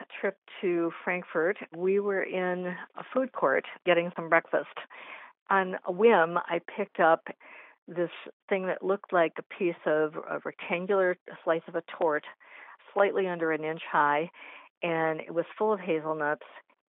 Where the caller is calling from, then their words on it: Cleveland, Ohio, United States; Cleveland, Ohio area.